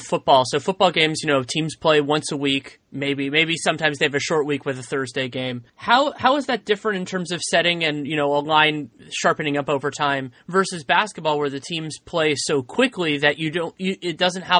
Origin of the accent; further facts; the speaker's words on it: San Francisco, California, United States; growing up in San Francisco.